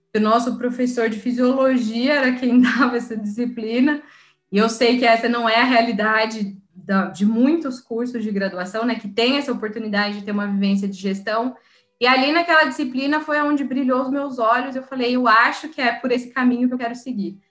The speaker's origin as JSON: {"language": "Portuguese", "town": "São José dos Campos", "region": "São Paulo", "country": "Brazil", "said": "eu sou de São José dos Campos, no interior. Então, eu voltei para casa"}